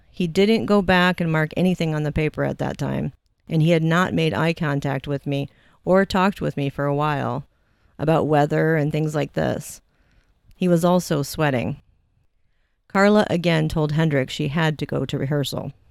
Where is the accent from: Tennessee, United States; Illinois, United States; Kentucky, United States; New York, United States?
Kentucky, United States; I mentioned I'm from Kentucky and I like the Bloomington area a lot, but I didn't like the weather as much as I do in Kentucky.